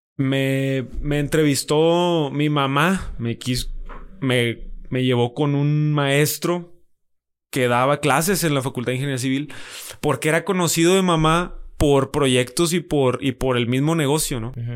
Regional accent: Monterrey, Nuevo León, Mexico; Monterrey, nací aquí en Monterrey, en la ciudad de Monterrey.

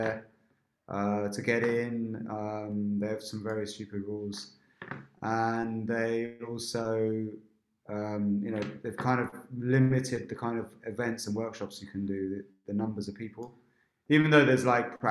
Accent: Berkshire, South East England, United Kingdom; growing up in England, in an Indian family. Where? In Berkshire

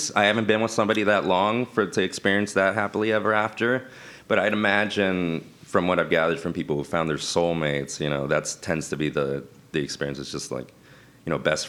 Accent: Miami, Florida, United States; moved away; I'm from Miami

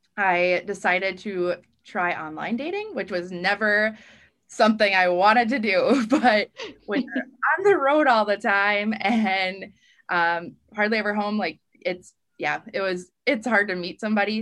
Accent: northern Wisconsin, United States; I was a, a regional reporter, kind of had the northern Wisconsin area um, down past my hometown

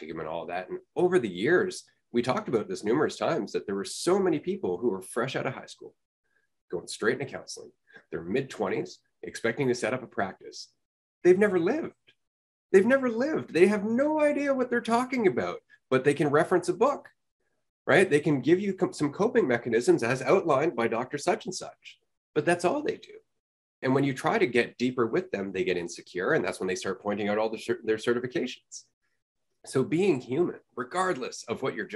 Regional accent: Canada; I'm from Canada

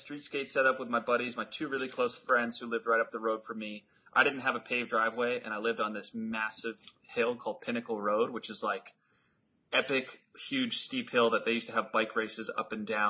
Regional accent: Harvard, Massachusetts, United States; In Harvard, actually. That's the same town that I host my event in.

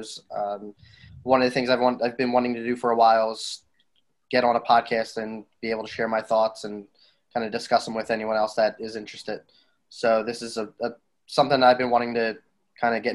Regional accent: Pennsylvania, United States; I'm from Pennsylvania

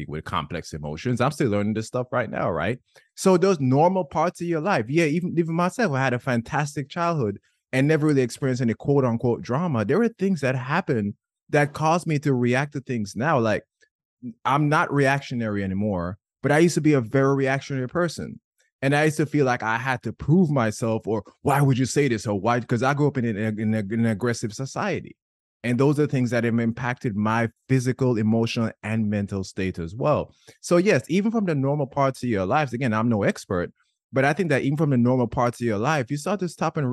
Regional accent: Jamaica; I grew up in Jamaica

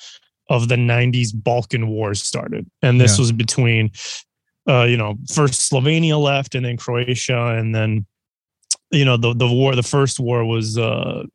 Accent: Canada; also born or lived in Serbia; I'm from Serbia originally, raised in Canada.

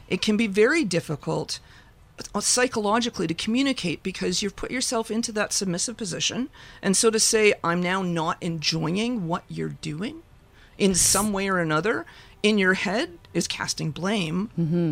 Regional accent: Ontario, Canada; I grew up in Ontario.

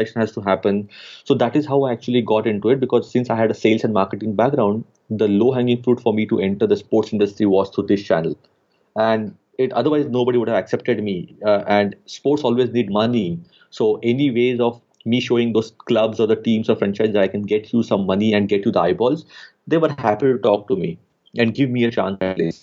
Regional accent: India; growing up in India

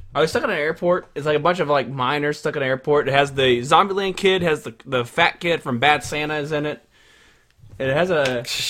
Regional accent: Russia; We're from Russia. Russia may not have a chicken pox outbreak.

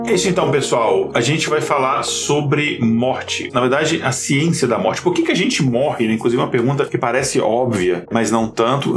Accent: Brazil; now in United States; mas no Brasil especificamente, que eu me lembro, né, que onde eu cresci

